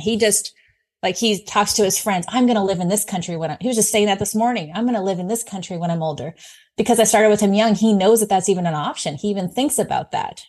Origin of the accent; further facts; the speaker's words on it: California, United States; moved away; I'm originally from California